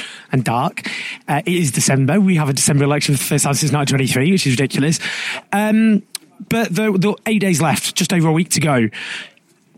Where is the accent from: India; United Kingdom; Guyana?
United Kingdom; London; I didn't grow up, they used to live here, so I spent a lot of my childhood here